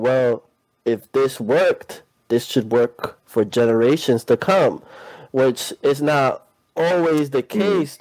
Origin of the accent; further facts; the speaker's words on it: New York City, New York, United States; now in Wallingford, United States; I'm from Queens, New York, and I'm currently in Wallingford, Connecticut.